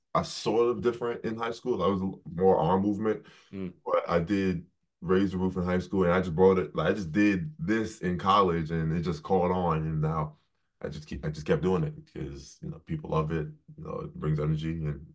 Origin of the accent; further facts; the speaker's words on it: Bay Shore, New York, United States; moved away as an adult; also born or lived in Columbus, Ohio; Growing up in New York